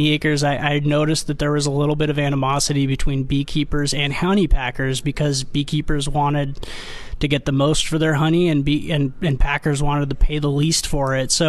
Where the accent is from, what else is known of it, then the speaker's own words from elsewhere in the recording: Armenia; now in United States; I immigrated here from Armenia, actually, where my family was uh, five generations of beekeepers. And when we came to America uh, to the West Coast